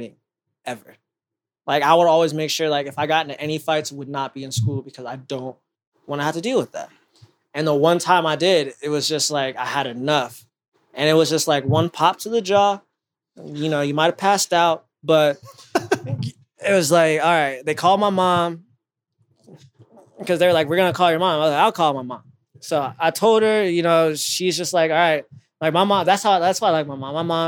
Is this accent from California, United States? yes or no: no; Canton, Ohio, United States; I'm from Canton